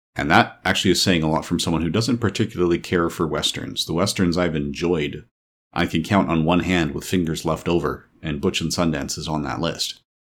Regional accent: Canada; I'm a Canadian.

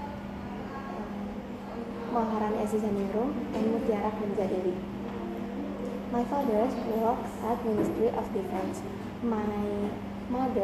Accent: Jakarta, Indonesia; I was born in Jakarta 1 January 2010.

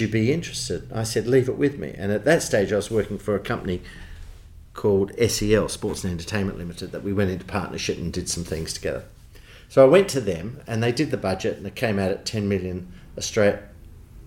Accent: Australia; accent: Australian; I was very conscious of my Australian accent

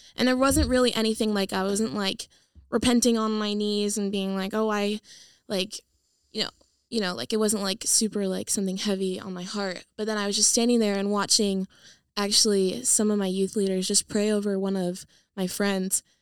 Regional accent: San Diego, California, United States; moved away; I am from California. I'm from San Diego. I grew up there my whole life

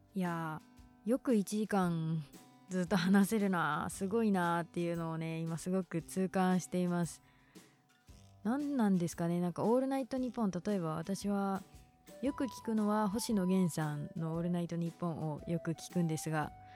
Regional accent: Kinki, Japan; accent: Kansai dialect; first language Kansai dialect; moved away as an adult; 出身は近畿地方で実は母国語は関西弁です今は地元を出て大学に通っていて

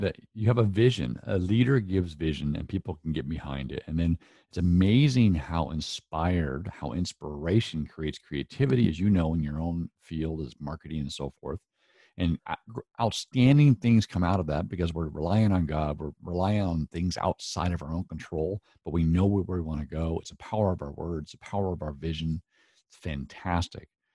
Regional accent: Northwest, United States; accent: Northwest

